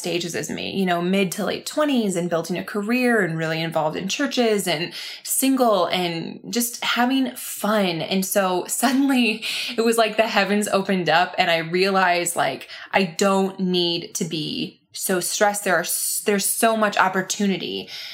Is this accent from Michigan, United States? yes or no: yes; Grand Rapids, Michigan, United States; moved away as an adult; now in Nashville, United States; my hometown in Grand Rapids, Michigan